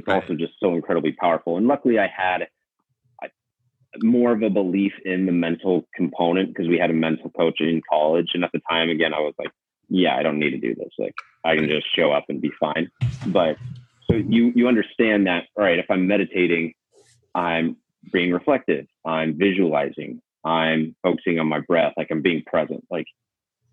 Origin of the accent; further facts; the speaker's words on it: Seattle, Washington, United States; moved away as an adult; I'm back home with my family. I grew up in Seattle.